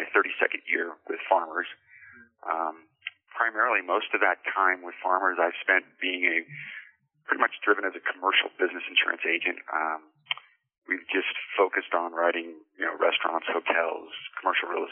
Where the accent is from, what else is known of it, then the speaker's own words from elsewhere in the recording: Arvada, Colorado, United States; not only am I a native of Colorado, I'm a native of Arvada. I've lived here for 55 years